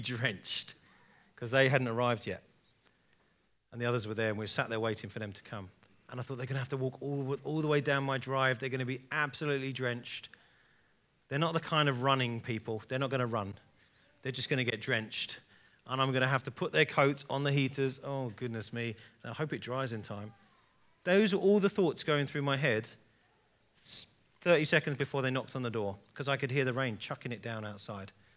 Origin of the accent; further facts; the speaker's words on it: England, United Kingdom; I'm an English guy